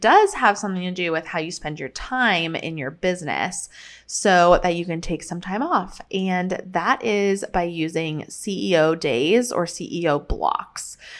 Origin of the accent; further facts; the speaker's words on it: Colorado, United States; moved away; we are headed to Colorado, back to my hometown